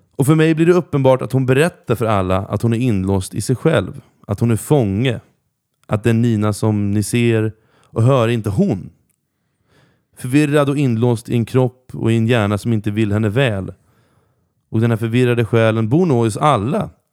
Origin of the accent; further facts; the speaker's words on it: Norrköping, Östergötland, Sweden; jag växte upp i centrala Norrköping